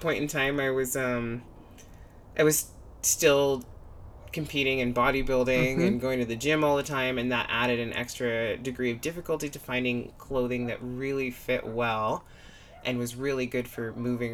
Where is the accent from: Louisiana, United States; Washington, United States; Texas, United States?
Washington, United States; an hour north of Seattle, Western; now in Nevada, United States; I'm originally from Western Washington. I grew up about an hour north of Seattle